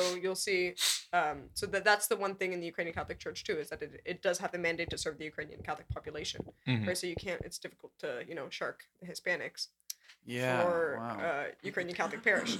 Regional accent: Canada; now in United States; as a Canadian.

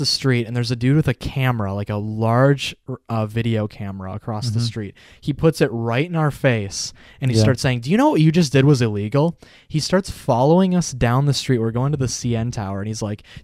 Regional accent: United States; sorry for being American.

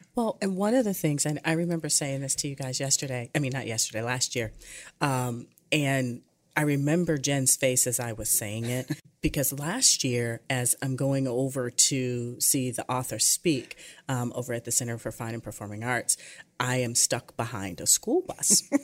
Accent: Michigan, United States; growing up in Michigan

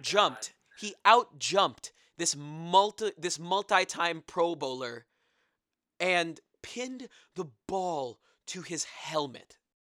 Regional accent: New Jersey, United States; I'm from New Jersey

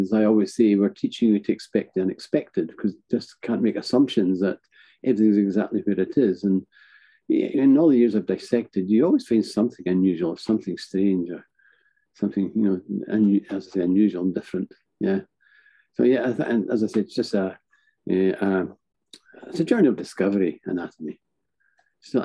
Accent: north of Scotland, United Kingdom; also born or lived in Edinburgh; I'm physically located in the north of Scotland, which is my hometown.

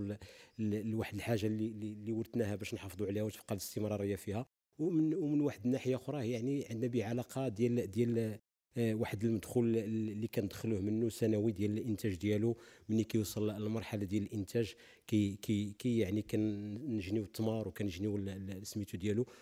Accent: Morocco; في بلادنا المغرب

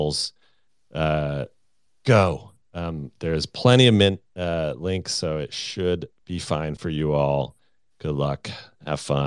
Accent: United States; I'm American

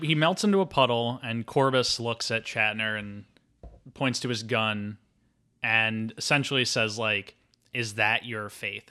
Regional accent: Philadelphia, Pennsylvania, United States; I'm from Philadelphia

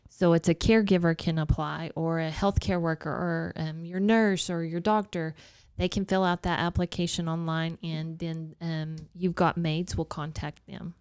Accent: Dalhart, Texas, United States; I'm growing up in Dalhart, there's a lot of giving people there

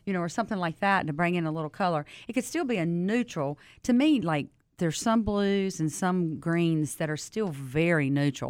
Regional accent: Southern, United States; accent: Southern; my accent

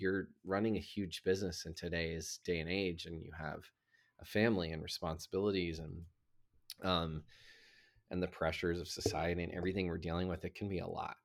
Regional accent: the South, United States; I grew up in the South

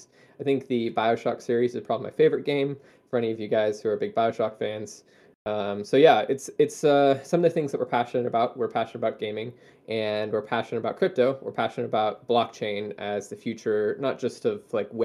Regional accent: Chicago, Illinois, United States; now in Ohio, United States; I was born and raised in the Midwest. I grew up in Chicago

